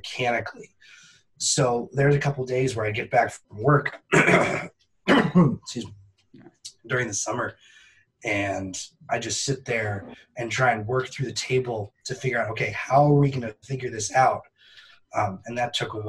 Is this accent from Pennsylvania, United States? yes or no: no; Northern New Hampshire, United States; growing up in Northern New Hampshire, with a dad who is a forester